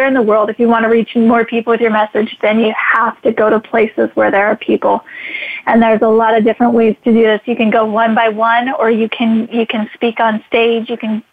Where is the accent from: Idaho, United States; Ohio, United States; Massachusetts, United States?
Idaho, United States; I'm from Idaho